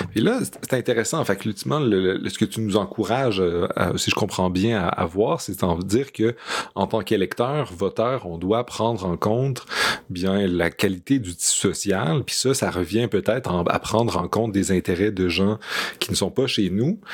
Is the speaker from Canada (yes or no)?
yes; Montreal, Quebec, Canada; en tant que Montréalais